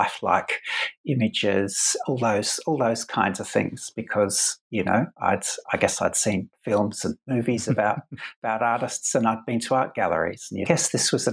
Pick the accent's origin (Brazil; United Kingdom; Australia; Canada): Australia; Adelaide, South Australia; I went to a school of art in where I grew up in Adelaide in South Australia, where I am now